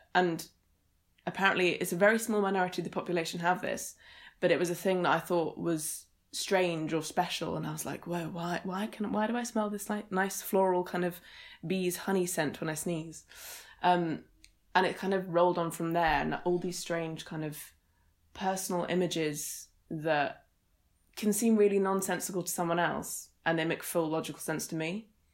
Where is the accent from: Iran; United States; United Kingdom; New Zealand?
United Kingdom; Suffolk, East of England; moved away as an adult; also born or lived in Edinburgh; so I grew up in Suffolk, which is in East Anglia